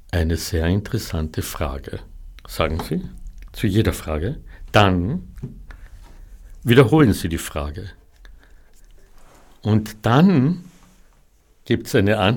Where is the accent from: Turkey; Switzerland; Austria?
Austria; Klagenfurt, Carinthia; davor im Muselhaus in Klagenfurt, in meiner Heimatstadt.